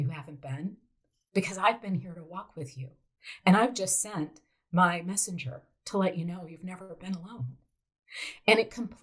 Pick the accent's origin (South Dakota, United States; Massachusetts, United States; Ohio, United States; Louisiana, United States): South Dakota, United States; I grew up in South Dakota, home of the wheat fields in the United States